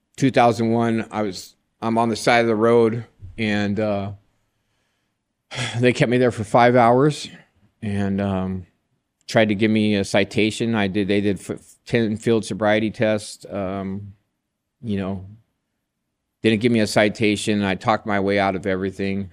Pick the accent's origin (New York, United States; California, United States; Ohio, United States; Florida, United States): California, United States; Joshua Tree; I was raised in Joshua Tree, California.